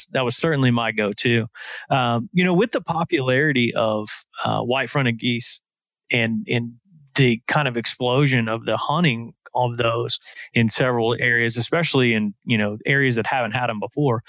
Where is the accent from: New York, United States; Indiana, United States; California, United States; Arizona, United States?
Indiana, United States; growing up in Indiana